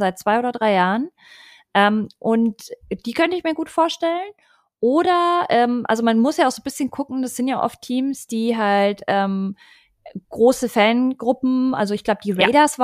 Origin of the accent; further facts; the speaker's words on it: Munich, Bavaria, Germany; moved away; ich bin ja ursprünglich aus München